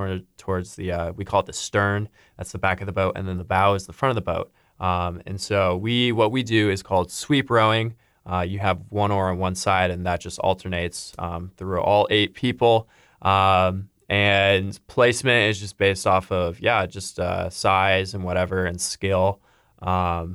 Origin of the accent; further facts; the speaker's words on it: St. Louis, Missouri, United States; moved away; I'm from St. Louis, and so I ended up joining SLRC